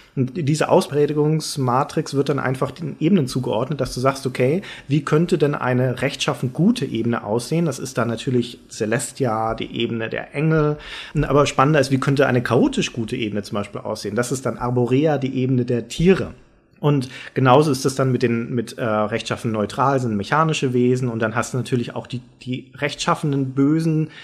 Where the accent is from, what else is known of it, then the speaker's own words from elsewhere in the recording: Germany; als Deutscher